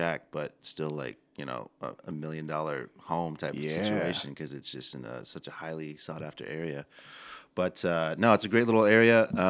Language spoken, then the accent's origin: English; Colorado, United States; when I was growing up in Colorado